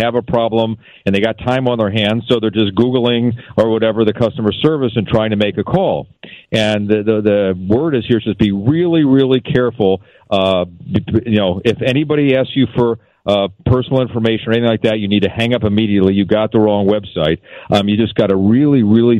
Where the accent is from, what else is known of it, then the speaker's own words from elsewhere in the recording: Philadelphia, Pennsylvania, United States; also born or lived in Syracuse; now in Seattle, United States; I was in college, and I'm from Philly.